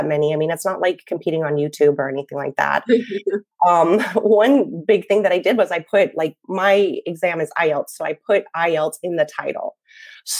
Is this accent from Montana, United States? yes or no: yes; Montana, United States; moved away as an adult; I grew up in Montana, but I spent many years living and teaching abroad